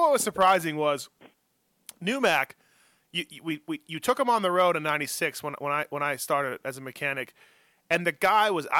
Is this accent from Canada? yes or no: yes; Canada; moved away as an adult; from Canada